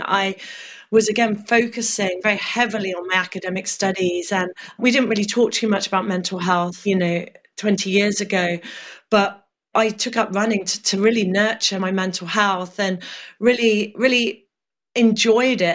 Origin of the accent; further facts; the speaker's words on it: Norfolk, East of England, United Kingdom; I grew up in Norfolk